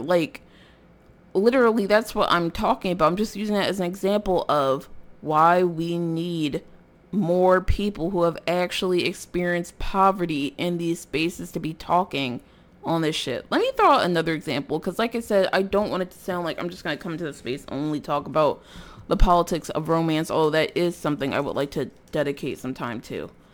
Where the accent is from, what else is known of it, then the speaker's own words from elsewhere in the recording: Philadelphia, Pennsylvania, United States; I'm from North Philadelphia